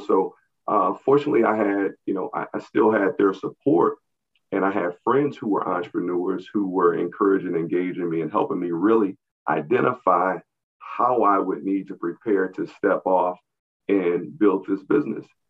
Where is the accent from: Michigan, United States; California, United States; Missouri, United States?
Missouri, United States; St. Louis; also born or lived in Atlanta, Georgia; growing up in the St. Louis region